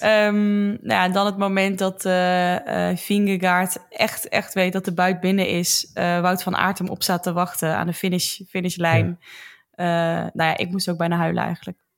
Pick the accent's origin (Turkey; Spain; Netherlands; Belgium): Netherlands; Roosendaal, North Brabant; Dat is een dorpje naast Roosendaal waar ik vandaan kom